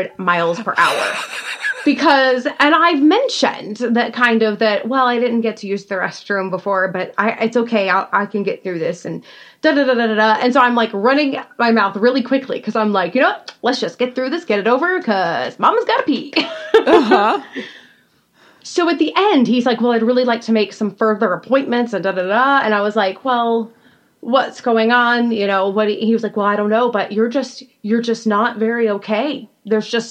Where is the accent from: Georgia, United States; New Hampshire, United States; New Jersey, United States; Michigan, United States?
Georgia, United States; moved away; I was from Georgia